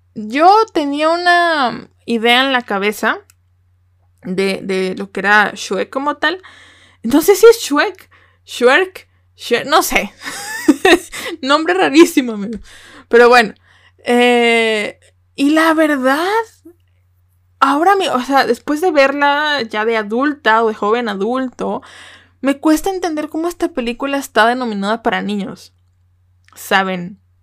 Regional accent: Mexico; como mexicana

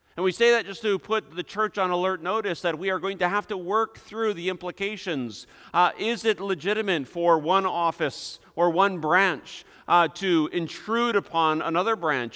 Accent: Hudsonville, Michigan, United States; our small little town of Hudsonville, Michigan

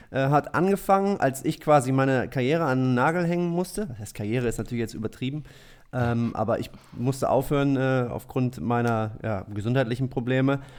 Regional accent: Braunschweig, Lower Saxony, Germany; Nee, ich komme aus Braunschweig ursprünglich.

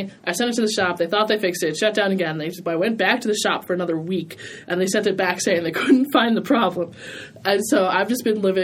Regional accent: Detroit, Michigan, United States; now in Pittsburgh, United States; I'm from Detroit

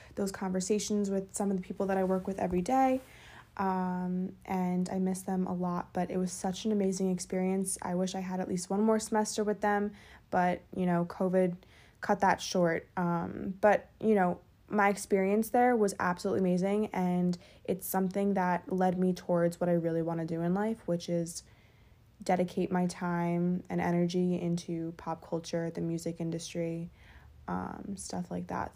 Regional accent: Westchester, New York, United States; also born or lived in Fairfield, Connecticut; I'm from Westchester, New York

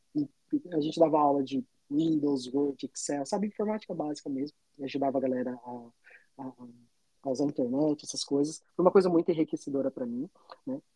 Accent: Indaiatuba, São Paulo, Brazil; now in Toronto, Canada; sou do interior de São Paulo, uma cidade chamada Indaiatuba, fica ali do ladinho de Campinas

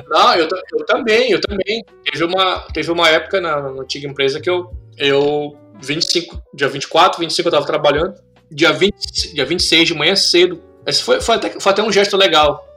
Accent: Brazil; moved away as an adult; also born or lived in Russia / Dubai; now in Canada; eu sou brasileiro

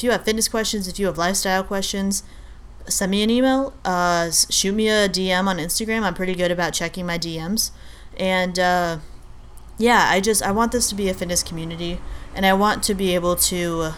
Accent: Albania; I'm Albanian, I'm from Albania.

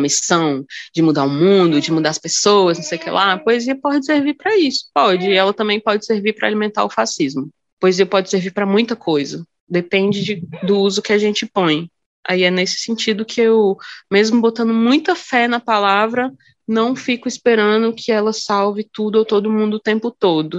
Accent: Brasília, Federal District, Brazil; accent: sotaque de Brasília; Vim de Brasília, né? Que é onde eu nasci, onde eu moro

